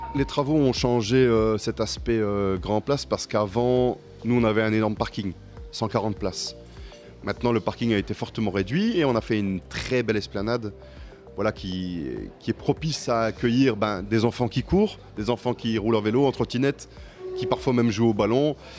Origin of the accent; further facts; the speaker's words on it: Mouscron, Wallonia, Belgium; Moi, je suis né à Moucron